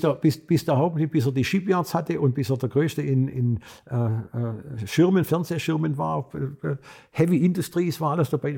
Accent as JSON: {"language": "German", "region": "Swabia", "country": "Germany", "also_born_or_lived": "Korea", "moved": "yes", "said": "als Schwabe"}